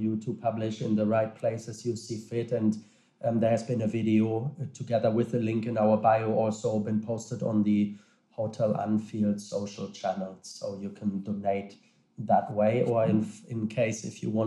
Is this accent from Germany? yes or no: yes; Germany; now in Liverpool, United Kingdom; my home country, Germany